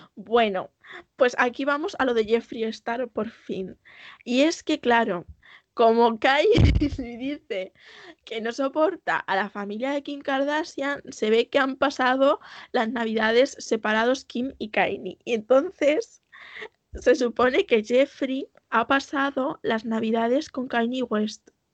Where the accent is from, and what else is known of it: Castilla-La Mancha, Spain